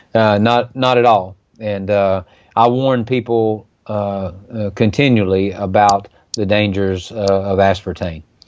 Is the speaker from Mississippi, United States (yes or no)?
yes; Mississippi, United States; from my home state of Mississippi